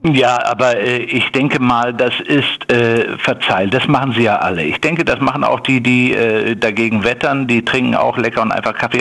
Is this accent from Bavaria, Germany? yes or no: no; Ruhr area, North Rhine-Westphalia, Germany; ich bin natürlich ein Kind des Ruhrgebiets